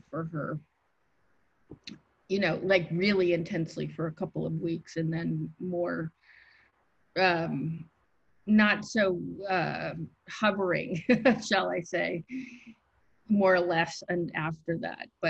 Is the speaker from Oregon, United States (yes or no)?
yes; Oregon, United States; also born or lived in Michigan; now in New York, United States; I grew up on the West Coast and primarily in Oregon